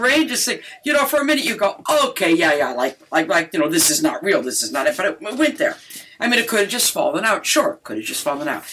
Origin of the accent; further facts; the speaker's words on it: Detroit, Michigan, United States; I'm from Detroit